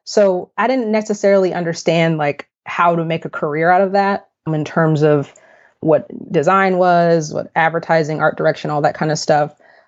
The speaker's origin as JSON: {"language": "English", "town": "Austin", "region": "Texas", "country": "United States", "tie": "born or raised there", "also_born_or_lived": "Fort Worth, Texas", "moved": "as an adult", "lives_now": "Dallas, United States", "said": "I'm from Austin, which is about 3 hours south of Dallas."}